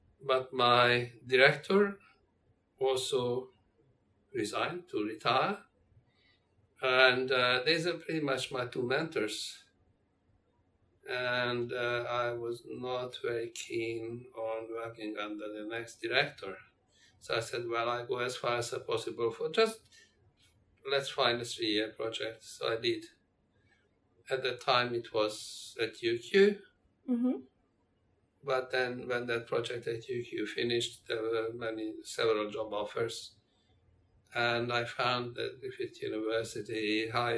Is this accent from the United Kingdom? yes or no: no; Hungary; moved away as an adult; also born or lived in Amsterdam, Netherlands; now in Australia; back in my home country in Hungary, I was head of systems engineering